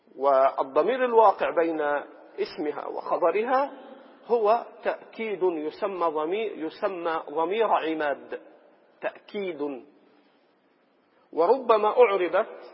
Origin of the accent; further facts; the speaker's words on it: Egypt; عندنا في مصر